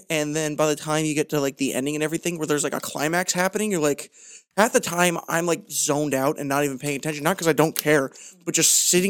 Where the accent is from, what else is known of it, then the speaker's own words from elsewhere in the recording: Ireland; And also just, like, the fact that I'm Irish, like, drink... I like to relax.